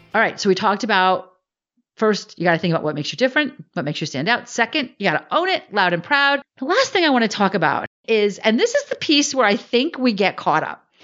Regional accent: Northern New Jersey, United States; I grew up in Northern New Jersey.

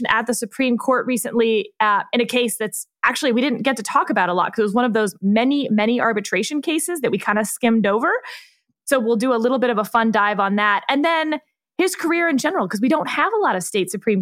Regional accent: Fort Bend County, Texas, United States; our little diner where I grew up in Fort Bend County, Texas

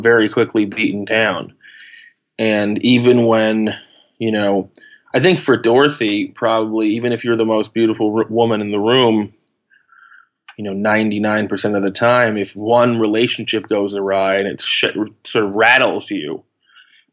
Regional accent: New York, United States; also born or lived in Los Angeles, United States; I moved from there when I was 5 to New York, and I've sort of been here ever since.

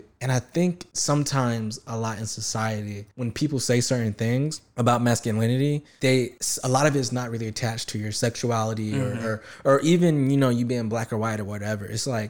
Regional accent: the South, United States; I was raised in the South, you know, with a pretty hood dad, and you know, my mom is from the country.

